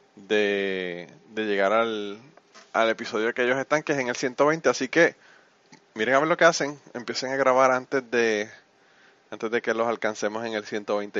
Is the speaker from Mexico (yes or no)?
no; Utuado, Puerto Rico; mi pueblo, mi pueblo de Utuado